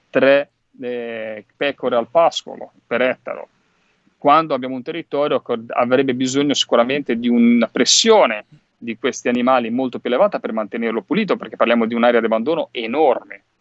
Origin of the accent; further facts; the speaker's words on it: Liguria, Italy; Io vengo dalla Liguria, lo sapete, lo diciamo sempre